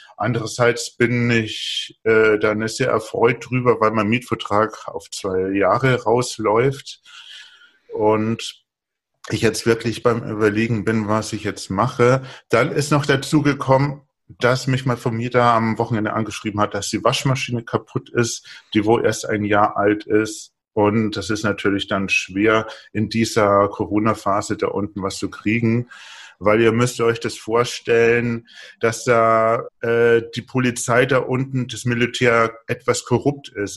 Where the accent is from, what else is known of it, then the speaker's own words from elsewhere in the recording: Bavaria, Germany; Ich komme aus Bayern, ich trinke nur Bier